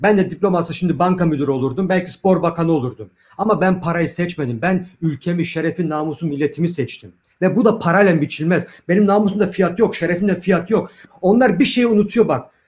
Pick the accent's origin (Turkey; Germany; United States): Germany; biz sokakta büyüdük. Burada küçüklüğümüzden beri dazlaklarla dövüştük.